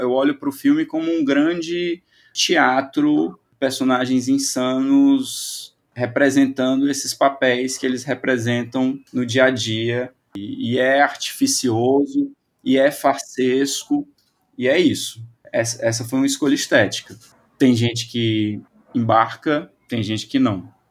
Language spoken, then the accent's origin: Portuguese; Brazil; nós brasileiros